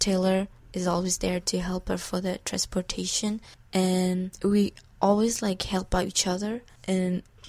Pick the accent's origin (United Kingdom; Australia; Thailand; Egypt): Thailand; now in United States; I'm from Thailand, and I've been in the U.S. for 5 years.